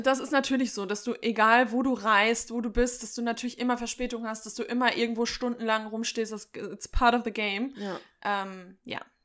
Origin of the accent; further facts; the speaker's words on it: Sauerland, North Rhine-Westphalia, Germany; ich komme ja aus dem Sauerland